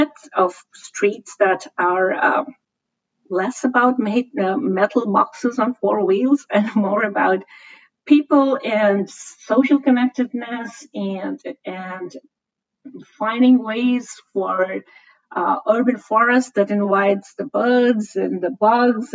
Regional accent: Shimla, Himachal Pradesh, India; now in San Francisco, United States; I come from India, and the city I grew up in is Shimla, which used to be the summer capital of the British Raj

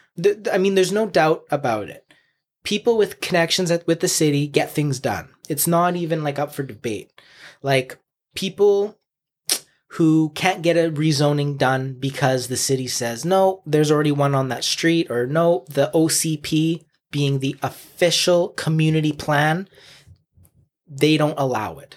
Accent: Chilliwack, British Columbia, Canada; I grew up on Berkeley Avenue, which is downtown Chilliwack

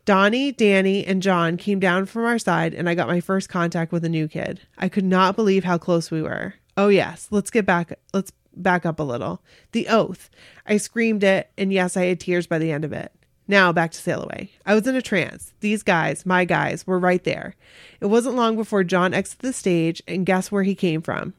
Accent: Missouri, United States; also born or lived in Kansas City suburb; home of the Cherry Mash only made in my hometown shirt, my Missouri hat

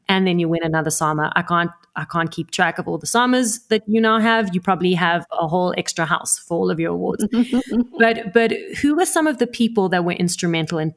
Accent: South Africa; also born or lived in Italy; I was born in South Africa

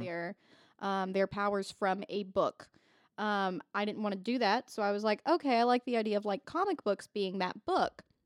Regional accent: Indiana, United States; I'm from Indiana

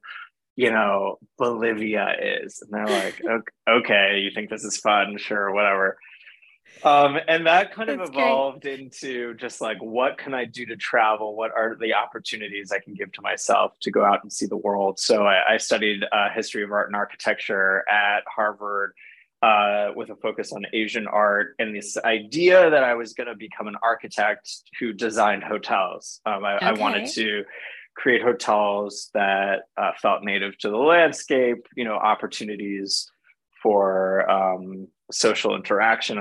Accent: Canada; moved away as an adult; also born or lived in Paris, France; I grew up in Canada

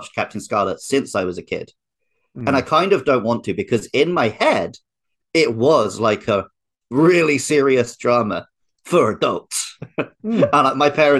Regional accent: United Kingdom; as a British kid born in 1990

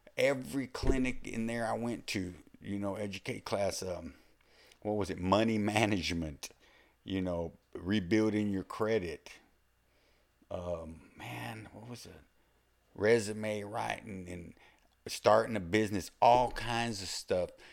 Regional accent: Texas, United States; accent: Texas or the South; it's obvious I'm from Texas or the South or whatever

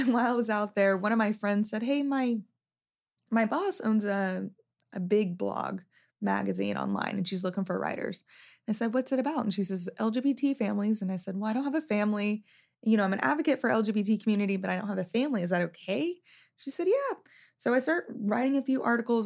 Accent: Wichita Falls, Texas, United States; moved away as an adult; also born or lived in Louisiana; I grew up in Wichita Falls.

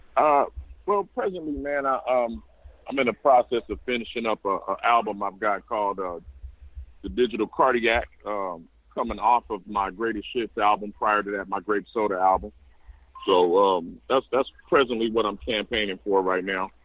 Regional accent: San Bernardino, California, United States; I come from San Bernardino

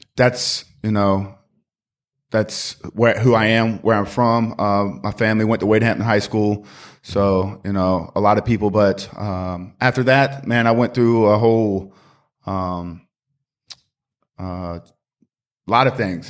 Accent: Greenville, South Carolina, United States; also born or lived in Charlotte; I grew up in Greenville, uh, was born and raised here

